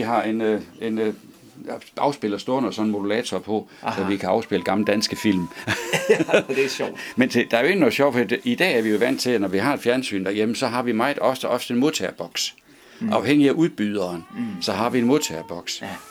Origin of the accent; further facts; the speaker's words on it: Svendborg, Southern Denmark, Denmark; det er fra Lauritsen Søfartsskole i Svendborg. Mm-hmm. Der, var, der er jeg født. Det var mit barndomshjem